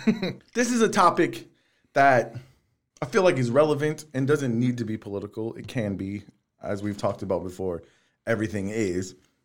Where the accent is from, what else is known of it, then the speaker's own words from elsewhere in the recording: the South, United States; I mean, I'm from the South. Now, my history in the South is probably a little bit different from other people's.